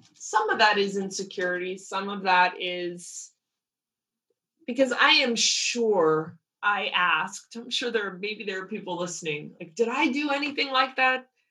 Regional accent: outside New York, United States; now in Los Angeles, United States; growing up outside New York where I did grew up

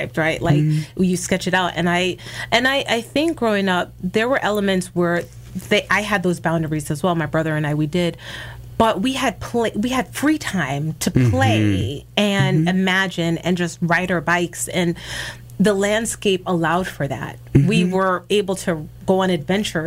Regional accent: New York City, New York, United States; I grew up in the Bronx

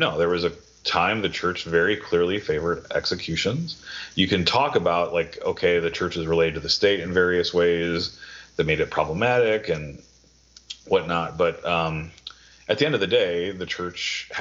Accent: Wisconsin, United States; My brother, we grew up in Wisconsin

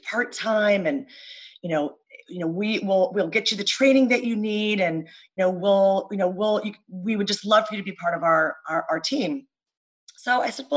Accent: California, United States; moved away as an adult; now in Pennsylvania, United States; I am from California, and currently, you know, for the past 19 years, I live on the East Coast in Pennsylvania

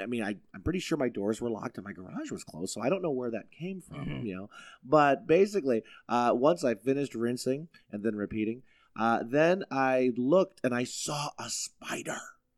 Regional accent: United States; I'm an American, damn it. I called them.

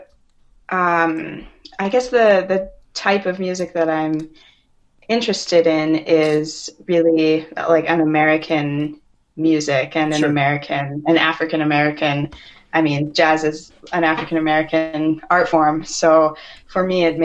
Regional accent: Winnipeg, Manitoba, Canada; moved away; I'm from Winnipeg originally. And I'm a jazz guitarist. I grew up here

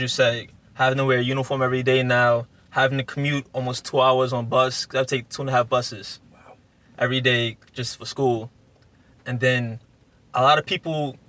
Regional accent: New York City, New York, United States; growing up in South Jamaica, baseball isn't that popular.

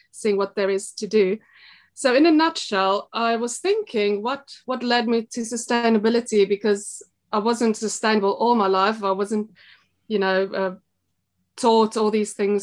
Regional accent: South Africa; moved away as an adult; now in Belper, United Kingdom; I was born in South Africa, and I suppose I led a pretty normal life there.

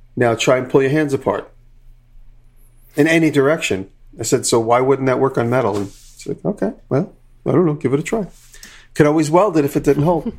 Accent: Long Island, New York, United States; growing up on Long Island

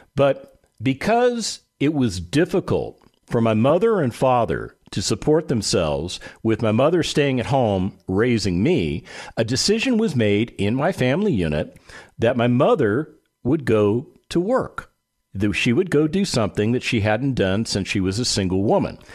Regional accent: Las Vegas, Nevada, United States; I grew up in Las Vegas, Nevada

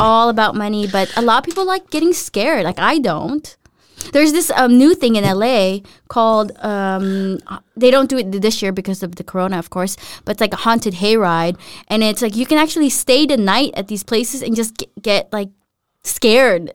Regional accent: United States; I'm American

